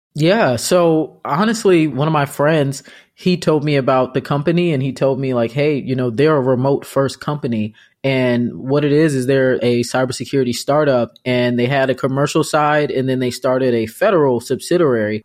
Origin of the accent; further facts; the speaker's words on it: Arlington, Loudoun County, Virginia, United States; I'm from Arlington and I went to high school in Loudoun County